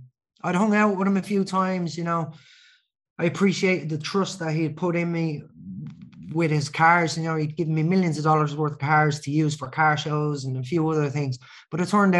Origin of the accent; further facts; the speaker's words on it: Ireland; I'm Irish